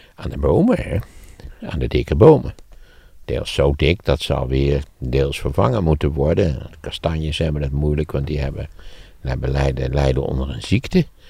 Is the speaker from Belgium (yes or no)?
no; Netherlands; ik was een typische Nederlander